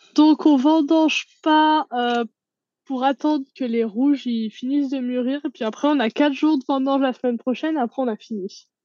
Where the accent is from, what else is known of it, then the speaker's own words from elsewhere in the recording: the Alps, France; moved away as an adult; now in New Zealand; je suis originaire des Alpes